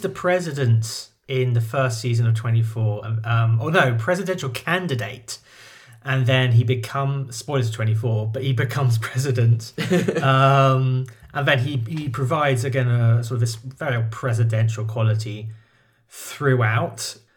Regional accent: United Kingdom; I'm a Brit

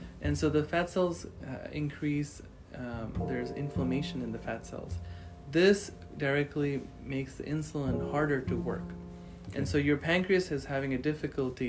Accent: Houston, Texas, United States; also born or lived in Sugar Land, Texas / India / Phoenix, Arizona; I was born here in Houston, North Shore area, and then I did later on moved to Sugar Land in my high school in Dulles High

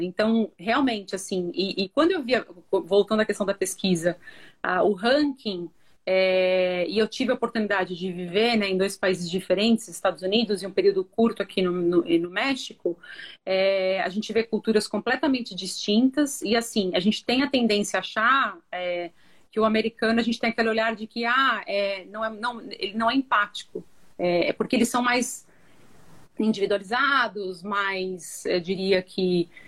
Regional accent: Brazil; Somos brasileiros

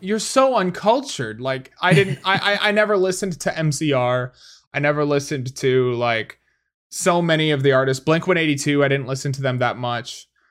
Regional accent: Wisconsin, United States; I, I come from Wisconsin, man.

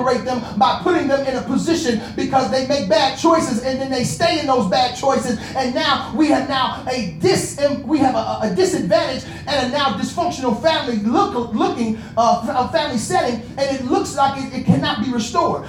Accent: Inglewood, California, United States; I'm from Inglewood

